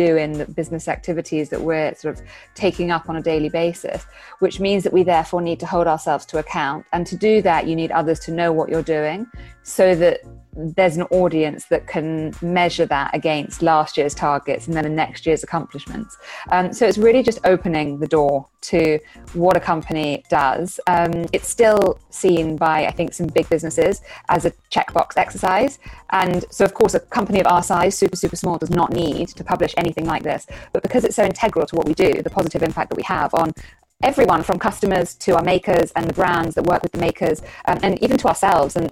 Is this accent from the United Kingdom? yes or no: yes; United Kingdom; I'm British national